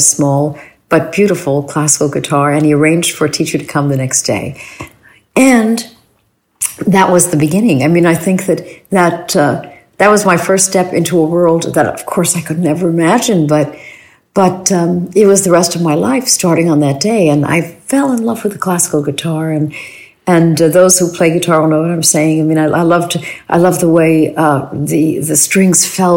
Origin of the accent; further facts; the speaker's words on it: New York City, New York, United States; I grew up in New York City, so we went to Carnegie